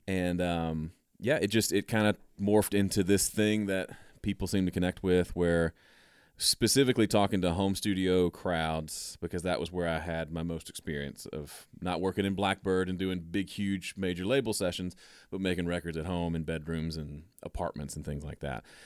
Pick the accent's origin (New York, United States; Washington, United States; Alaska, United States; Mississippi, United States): Mississippi, United States; moved away as an adult; also born or lived in Tennessee; I grew up in Mississippi